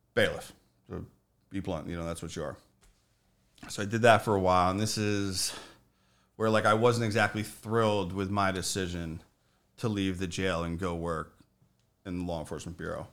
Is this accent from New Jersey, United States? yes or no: yes; Morris County, New Jersey, United States; I grew up in Morris County, New Jersey.